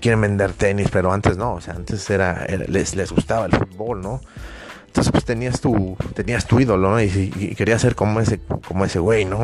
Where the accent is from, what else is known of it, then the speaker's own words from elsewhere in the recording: Mexico; yo personalmente soy mexicano